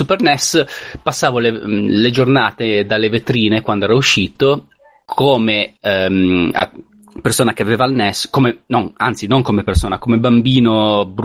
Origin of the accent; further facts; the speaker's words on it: Liguria, Italy; essendo io ligure